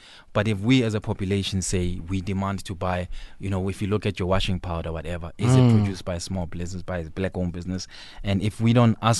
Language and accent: English; South Africa; as South African, as a general population